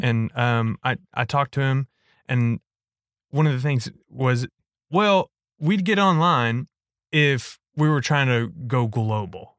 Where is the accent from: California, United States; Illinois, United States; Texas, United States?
Texas, United States; East; I grew up in East Texas